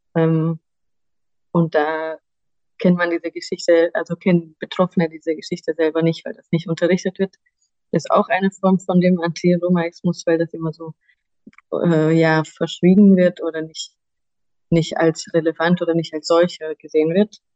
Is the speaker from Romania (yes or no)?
yes; Romania; now in Germany; ich komme ursprünglich aus Rumänien